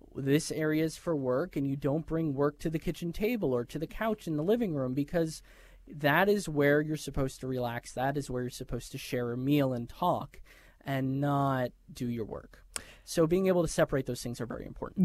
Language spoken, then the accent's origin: English; New York, United States; moved away; I'm a New Yorker